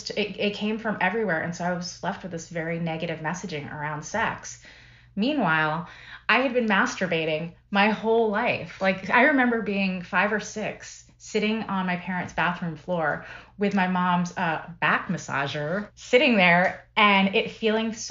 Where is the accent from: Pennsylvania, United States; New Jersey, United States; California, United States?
Pennsylvania, United States; Philadelphia; I grew up in Philadelphia area